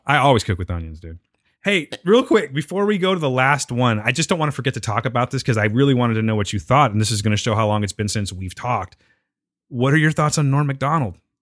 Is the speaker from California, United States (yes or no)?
yes; Pinedale, California, United States; I grew up in Pinedale, okay? Pinedale, California